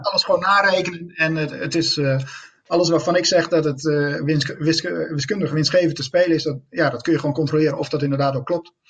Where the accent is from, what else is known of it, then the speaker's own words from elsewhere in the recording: Netherlands; als Nederlander